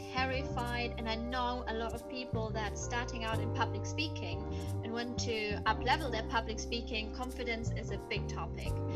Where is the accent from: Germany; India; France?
Germany; I was born and raised in Germany